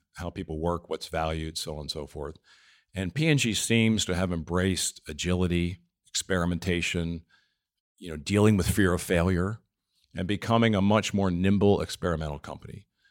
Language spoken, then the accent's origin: English; East Coast, United States; moved away; I'm from the East Coast.